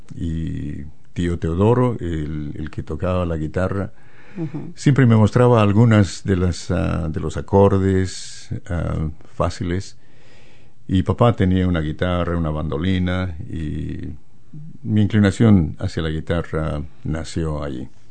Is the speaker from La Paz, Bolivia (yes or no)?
yes; La Paz, Bolivia; moved away as an adult; also born or lived in Santa Cruz, Bolivia; now in New Zealand; yo nací en las montañas, en La Paz, la capital de Bolivia. Y allí me, me eduqué